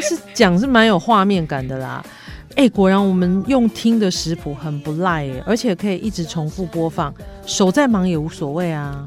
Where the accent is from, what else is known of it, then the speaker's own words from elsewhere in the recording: Taipei, Taiwan; now in Yunlin, Taiwan; 我不在云林啊哦。因为我小时候在台北长大